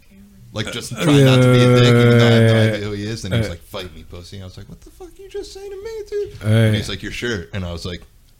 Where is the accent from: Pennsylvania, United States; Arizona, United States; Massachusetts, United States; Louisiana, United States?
Pennsylvania, United States; Bensalem; unless I'm traveling somewhere, that's the only time I say I'm from Philly, because I grew up in Bensalem and I still live in Bensalem.